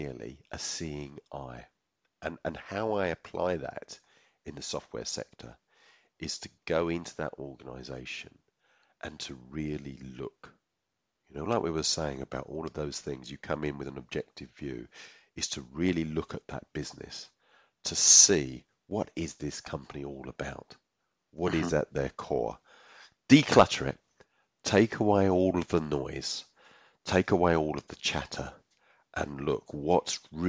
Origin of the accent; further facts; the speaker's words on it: United Kingdom; I'm British